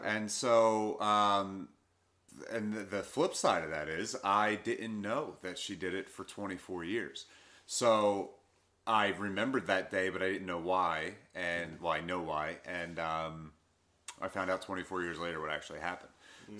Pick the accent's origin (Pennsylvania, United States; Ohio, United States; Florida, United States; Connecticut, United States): Pennsylvania, United States; Philadelphia; I grew up in Southwest Philly.